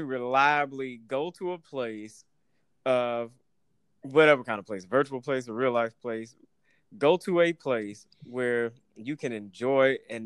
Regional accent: Atlanta, Georgia, United States; As a nigga growing up in Atlanta

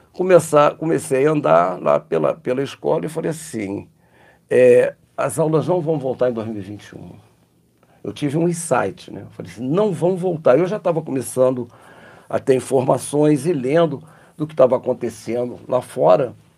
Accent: Rio de Janeiro, Brazil; moved away as an adult; now in Muriaé, Brazil; Sou carioca

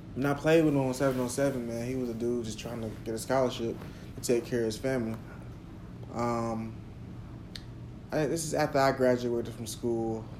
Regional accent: Jacksonville, United States; growing up in Jacksonville

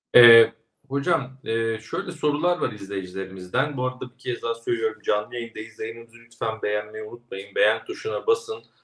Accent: Kastamonu, Turkey; moved away; Kastamonu'ya valla çok gelmek istiyorum Önder Bey. Memleketim.

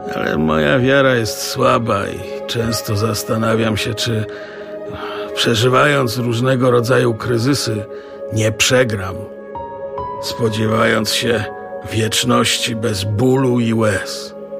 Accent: Silesian Voivodeship, Poland; moved away as an adult; also born or lived in Radomsko; Do 17 roku życia mieszkałem z rodzicami na Śląsku.

